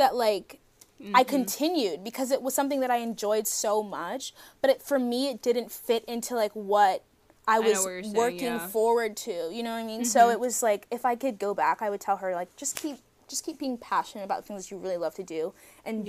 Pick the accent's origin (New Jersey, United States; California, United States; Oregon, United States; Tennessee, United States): New Jersey, United States; I'm from New Jersey